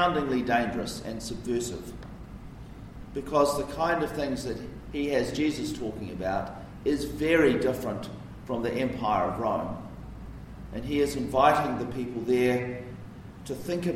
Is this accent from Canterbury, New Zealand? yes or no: no; Wellington, New Zealand; where I grew up in Karori.